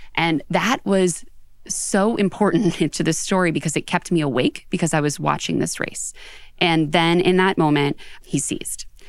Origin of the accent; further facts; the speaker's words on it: Pittsburgh, Pennsylvania, United States; moved away as an adult; also born or lived in Charleston, West Virginia / New York City area; now in New York City, United States; I actually grew up in Pittsburgh. So I grew up outside in Western Pennsylvania